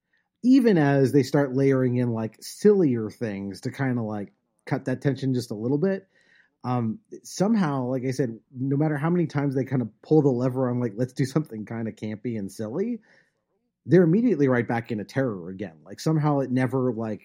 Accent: California, United States; someone who was born and raised in California, it's embarrassing that how little Spanish I know.

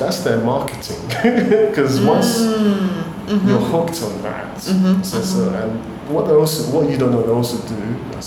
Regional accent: Cape Coast, Central Region, Ghana; also born or lived in United Kingdom / Greater Accra; now in Accra, Ghana; Cape Coast is another place, which is my hometown

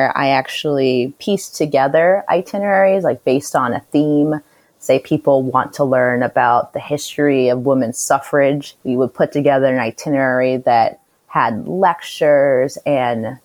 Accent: Hopkinton, Massachusetts, United States; I was growing up in Hopkinton

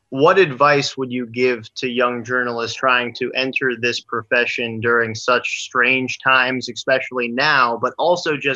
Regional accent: Washington, District of Columbia, United States; I'm a D. I'm from Washington D.C.

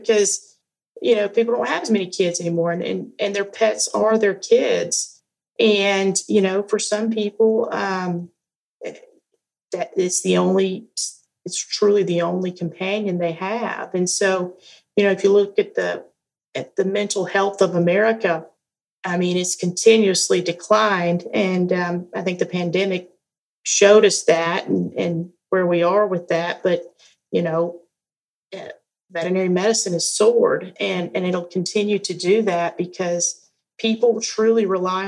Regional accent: the South, Southern United States, United States; accent: Southern; I really try to turn my Southern accent on.

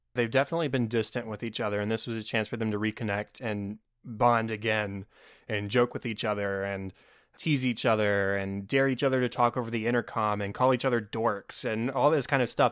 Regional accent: Texas, United States; born or raised there

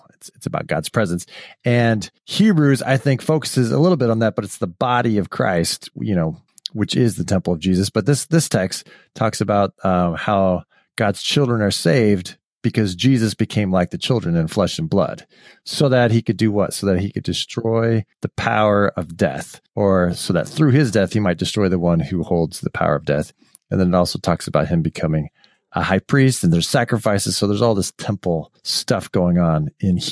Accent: California, United States; I'm from California.

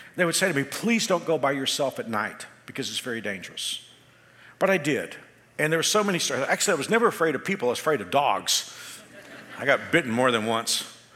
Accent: Texas, United States; I came from Texas

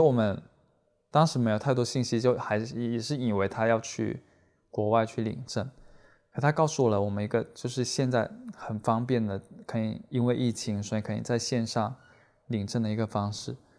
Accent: Guangdong, China; now in Guangzhou, China; 来自超上

